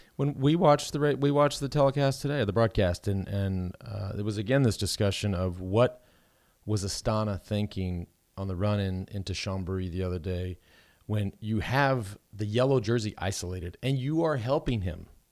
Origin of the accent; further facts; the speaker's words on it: Texas, United States; having grown up in hot temps